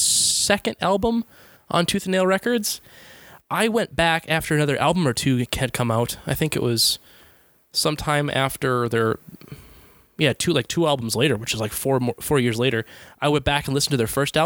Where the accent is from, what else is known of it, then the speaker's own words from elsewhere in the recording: United States; I'm American